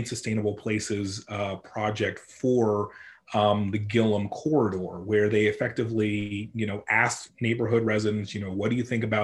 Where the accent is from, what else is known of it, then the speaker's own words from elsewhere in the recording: about 45 minutes outside of Atlanta, Georgia, United States; also born or lived in Merriam, Kansas; now in Kansas City, United States; I was actually born in Kansas, actually in one of the suburbs of Kansas City, Miriam. And I was raised in Georgia, about 45 minutes outside of Atlanta